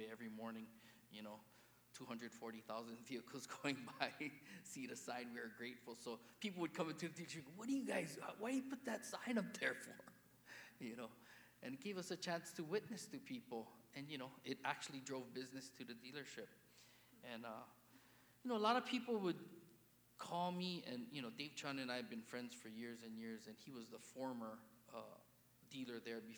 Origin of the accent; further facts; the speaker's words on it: Honolulu, Hawaii, United States; I grew up in Kalihi. You guys know where Kalihi is, Honolulu